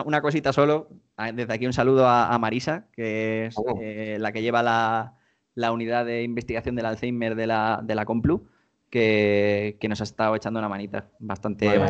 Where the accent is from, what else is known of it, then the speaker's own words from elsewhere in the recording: Spain; En España hemos sido todos mucho de Play